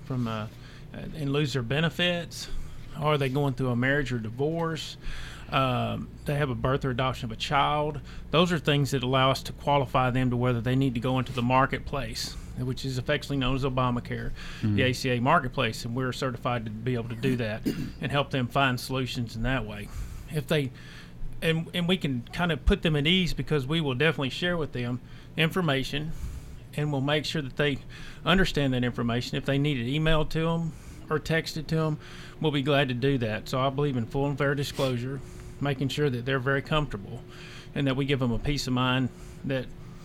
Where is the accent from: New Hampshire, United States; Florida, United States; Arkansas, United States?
Arkansas, United States; moved away as an adult; now in Spring Hill, United States; I'm originally from Arkansas, moved over here in 05